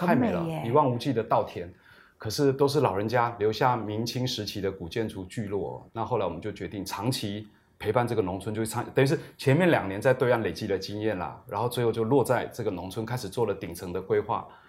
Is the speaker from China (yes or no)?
no; Taiwan; 从小就在台湾的乡下长大，